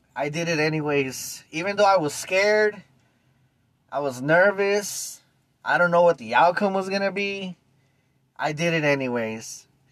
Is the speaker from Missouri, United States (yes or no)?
no; East Los Angeles, California, United States; I was born and raised in East LA 1975